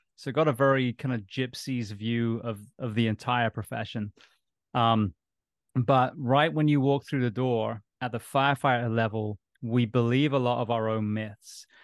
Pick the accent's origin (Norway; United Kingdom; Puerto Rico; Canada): United Kingdom; Bath, South West England; moved away as an adult; also born or lived in Japan; now in United States; I'm originally from England. Grew up in a place called Bath near uh, Stonehenge on a farm